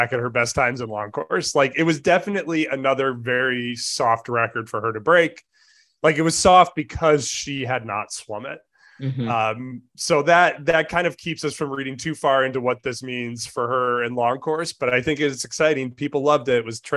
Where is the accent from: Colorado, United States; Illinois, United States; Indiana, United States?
Illinois, United States; Chicago; moved away; I grew up in Chicago